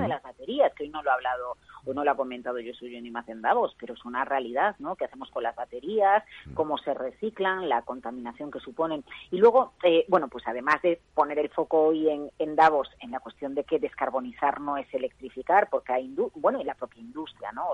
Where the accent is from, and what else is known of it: Galicia, Spain; moved away